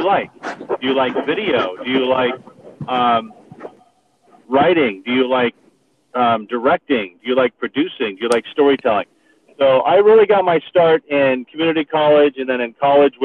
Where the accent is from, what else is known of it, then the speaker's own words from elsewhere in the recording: Southern California, United States; now in Austin, United States; I grew up in Southern California